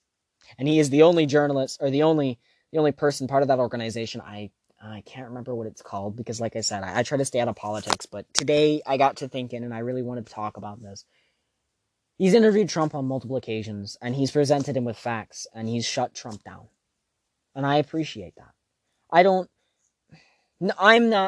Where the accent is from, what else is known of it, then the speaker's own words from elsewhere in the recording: United States; I'm American